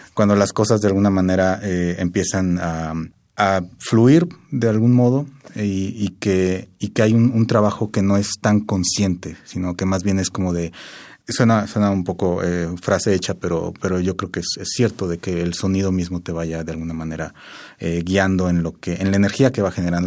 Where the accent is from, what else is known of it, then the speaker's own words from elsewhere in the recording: Querétaro, Mexico; yo soy de Querétaro y vivo allá actualmente